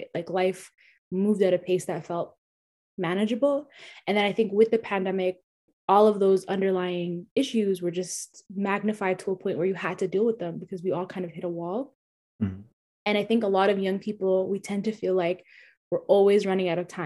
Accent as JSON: {"language": "English", "country": "Canada", "said": "being Somali, being Canadian, but then also not really being either one, and just being a hybrid"}